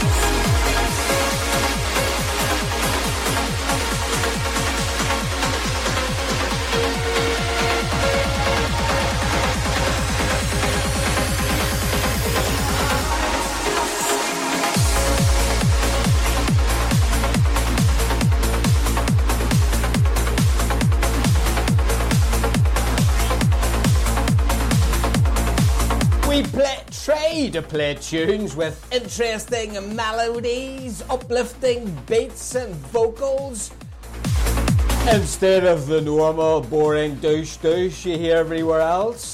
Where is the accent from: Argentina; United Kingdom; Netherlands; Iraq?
United Kingdom; Northern Ireland; we're from Northern Ireland here